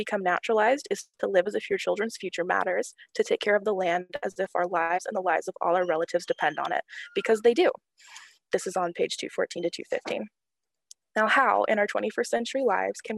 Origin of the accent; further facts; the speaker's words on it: Jacksonville, North Carolina, United States; I'm a senior from Jacksonville, North Carolina